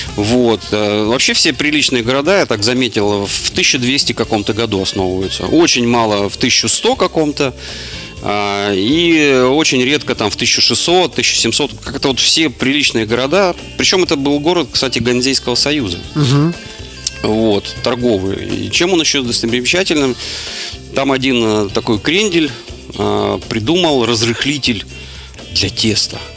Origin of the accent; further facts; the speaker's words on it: Russia; я сказал, что из России